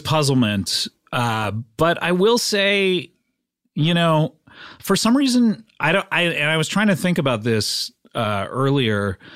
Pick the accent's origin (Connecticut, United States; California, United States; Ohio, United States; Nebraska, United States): California, United States; Orange County; also born or lived in Savannah, Georgia; I grew up right here in California in the, uh, wonderful county of Orange County.